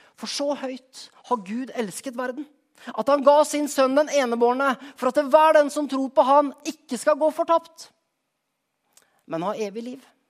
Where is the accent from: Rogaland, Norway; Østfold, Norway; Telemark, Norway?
Telemark, Norway; Skien; moved away; For et par uker siden var jeg hjemme i Skien